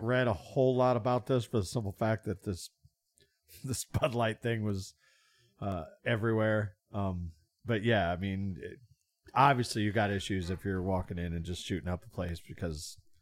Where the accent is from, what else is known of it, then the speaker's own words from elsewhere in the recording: Bloomington, Illinois, United States; also born or lived in Florida; I grew up in Bloomington, moved to Florida